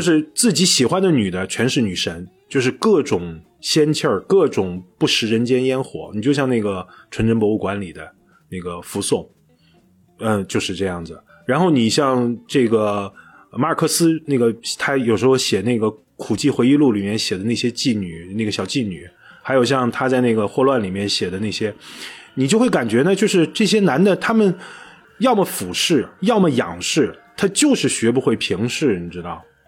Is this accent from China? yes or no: yes; China; 尤其我们中国人这种，你想起爸爸永远都是朱自清的背影